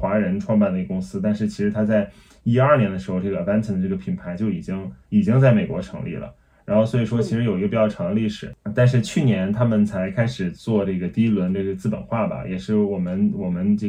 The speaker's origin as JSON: {"language": "Chinese", "country": "China", "said": "就是可能我们用站在我们中国人的这个环境和视角里面，自己去想出来，大家海外人需要的是什么。"}